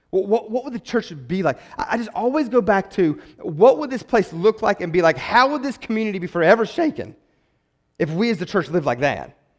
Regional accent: West Virginia, United States; growing up in West Virginia

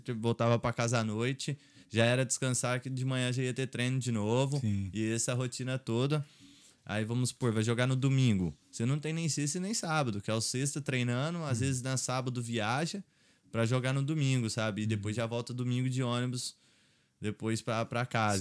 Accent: Três Corações, Minas Gerais, Brazil; also born or lived in Poços de Caldas, Brazil; now in Ireland; eu nasci em Três Corações, aí eu morei lá até os 10 anos. Aí depois meu pai foi trabalhar em Poços de Caldas, que é uma hum. cidade ali em Minas

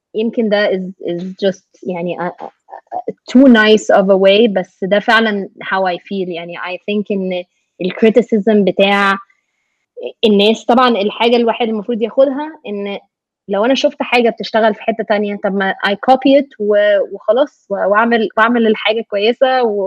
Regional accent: Egypt; moved away as an adult; now in United States; انا مثلا Egyptian American

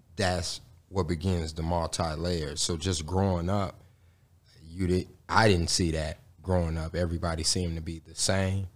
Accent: Gary, Indiana, United States; I was born and raised in Gary, Indiana.

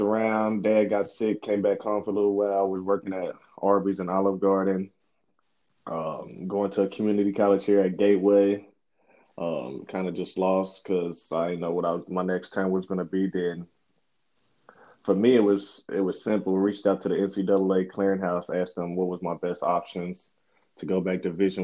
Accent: Covington, Kentucky, United States; I grew up in Northern Kentucky area. Grew up in Covington for the majority of my life

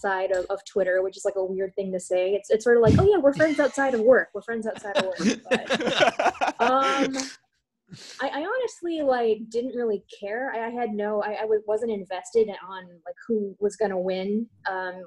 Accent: Chicago, Illinois, United States; now in Evanston, United States; I grew up in Chicago, and so I actually just moved to Evanston about a year ago

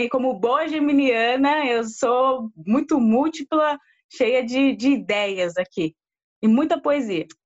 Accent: São Paulo, Brazil; de Perus, região noroeste de São Paulo.

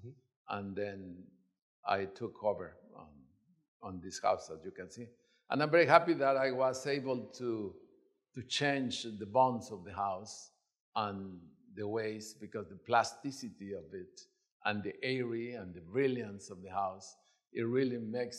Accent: Mexico City, Mexico; moved away; I came from Mexico City.

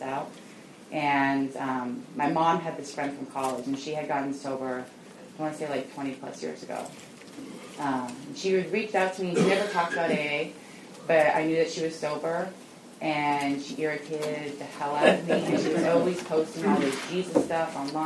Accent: Alameda, California, United States; I grew up in Alameda, and so it was small

